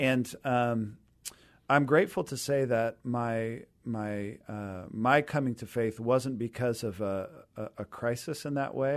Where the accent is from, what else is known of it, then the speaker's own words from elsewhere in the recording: Renton, Washington, United States; also born or lived in Seattle; I grew up down in the Renton area and, uh, Renton Highlands, so kind of that East Renton corner there